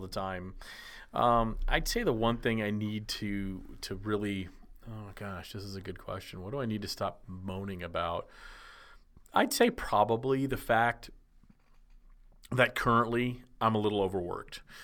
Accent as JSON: {"language": "English", "region": "Texas", "country": "United States", "tie": "born or raised there", "said": "growing up in Texas in the era of shorty shorts"}